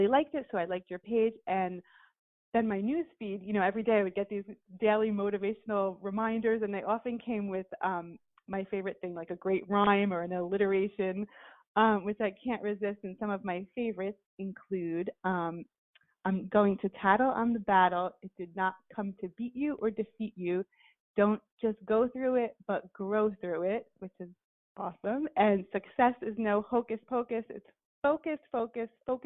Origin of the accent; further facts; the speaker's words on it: Belleville, New Jersey, United States; originally from my hometown of Belleville, New Jersey